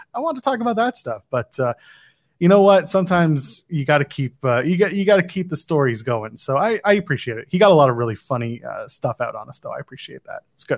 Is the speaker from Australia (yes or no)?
no; Nepean, Ontario, Canada; from Nepean, my hometown